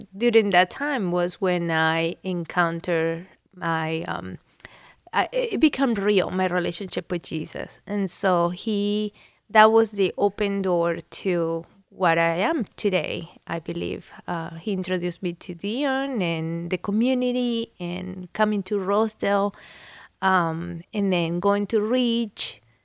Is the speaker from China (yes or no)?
no; Venezuela; now in Columbus, United States; I was born in Venezuela